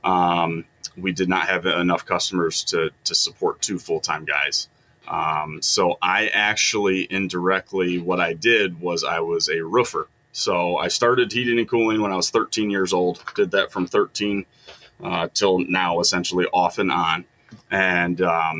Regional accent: Kalamazoo, Michigan, United States; my dad previously owned a company down in Kalamazoo, which is where we're originally from

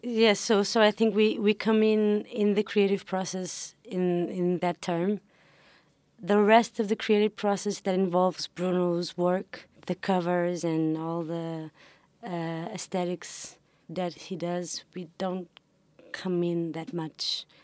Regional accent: Lisbon, Portugal; I have, uh, African family, but, um, I grew up in, in Lisbon. Um, never lived anywhere else.

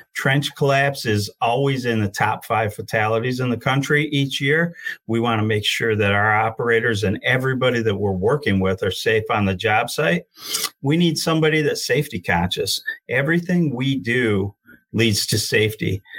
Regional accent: Genesee County, Michigan, United States; I'm from the Genesee County area

